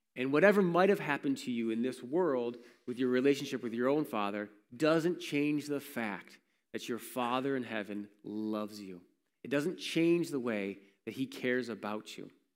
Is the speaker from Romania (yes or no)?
no; Warsaw, New York, United States; I grew up in Warsaw